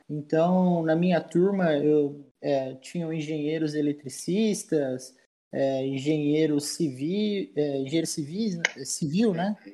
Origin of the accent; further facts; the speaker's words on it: Lins, São Paulo, Brazil; Linz é a cidade onde eu resido, né, onde, eu, onde eu cresci, onde eu vivo